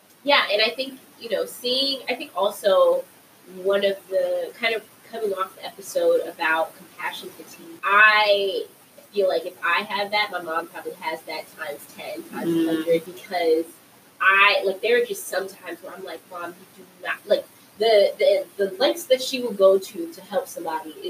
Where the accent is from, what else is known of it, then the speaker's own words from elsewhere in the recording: Compton, California, United States; I grew up in Compton, right, but I went to private school for elementary and middle school, a private school in Compton